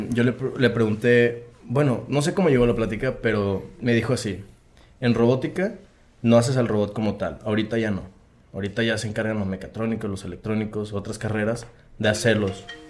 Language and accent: Spanish; Coahuila, Mexico; also born or lived in Guadalajara, Jalisco; now in Monterrey, Mexico; crecí toda mi vida en este ranchito que está en Coahuila